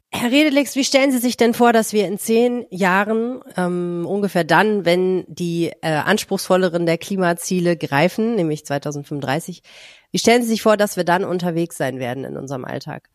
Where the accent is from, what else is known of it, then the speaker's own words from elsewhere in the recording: Hamburg, Germany; Ich bin ja auch in Hamburg geboren